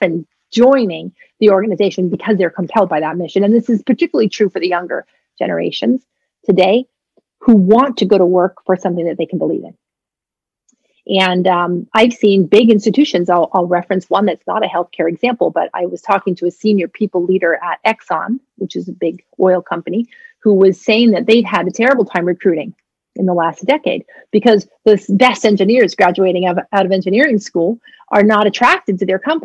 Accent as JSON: {"language": "English", "region": "New England", "country": "United States", "tie": "born or raised there", "also_born_or_lived": "Maine", "said": "I grew up in New England"}